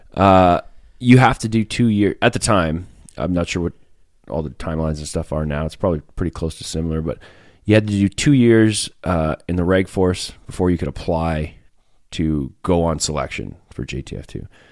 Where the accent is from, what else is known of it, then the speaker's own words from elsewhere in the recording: Fishing Lake Métis Settlement, Alberta, Canada; moved away as an adult; I'm from Alberta. I grew up in the middle of nowhere, a little Métis settlement called Fishing Lake Métis settlement.